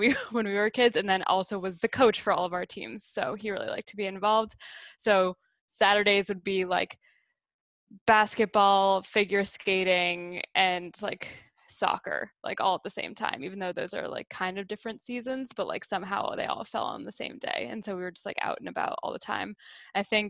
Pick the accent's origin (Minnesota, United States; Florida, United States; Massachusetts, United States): Massachusetts, United States; right outside of Boston; also born or lived in upstate New York; I live in Boston. I was born and raised like right outside of Boston. So we call ourselves Massholes